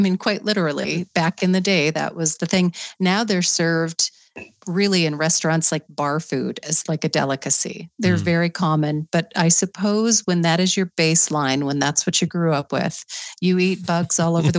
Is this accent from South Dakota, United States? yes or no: yes; South Dakota, United States; I'm from South Dakota, and I grew up literally branding cattle